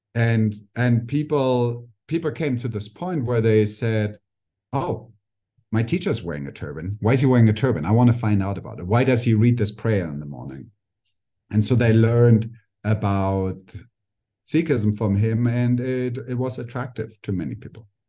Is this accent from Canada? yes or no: no; Germany; also born or lived in India; now in Mexico; I just grew up a normal German kid and teenager